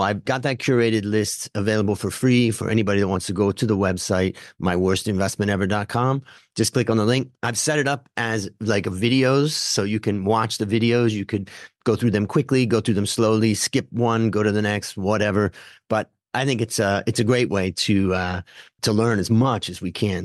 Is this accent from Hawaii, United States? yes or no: no; Ohio, United States; I grew up in Ohio, so it's a little bit kind of Midwest